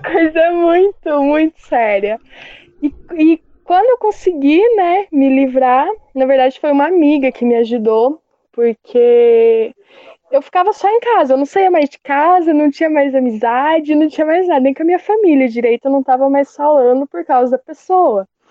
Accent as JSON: {"language": "Portuguese", "region": "Paraná", "country": "Brazil", "said": "eu sou aqui do Paraná"}